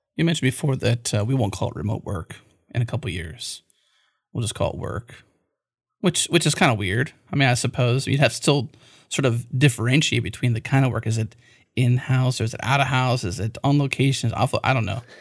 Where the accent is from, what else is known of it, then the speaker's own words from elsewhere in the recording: Pittsburgh, Pennsylvania, United States; My hometown where I grew up was a coal miner town. I grew up in Pennsylvania, Pittsburgh